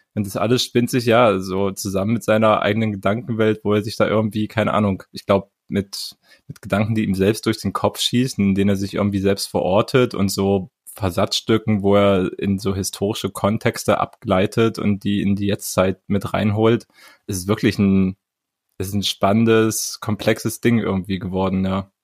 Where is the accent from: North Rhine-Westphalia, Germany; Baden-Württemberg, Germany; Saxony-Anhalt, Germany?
Saxony-Anhalt, Germany; Halle; moved away; Halle Saale represent mein, mein Geburtsstadt ja sogar. Ich bin ja da mm. geboren